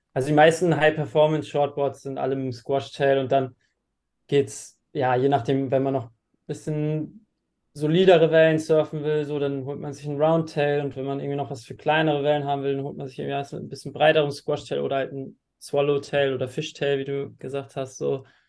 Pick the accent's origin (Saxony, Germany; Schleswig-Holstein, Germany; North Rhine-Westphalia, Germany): Schleswig-Holstein, Germany; Flensburg; now in Klitmøller, Denmark; komme gebürtig aus Flensburg ähm, und wohne jetzt mittlerweile in Klittmöller in Dänemark an der Nordwestküste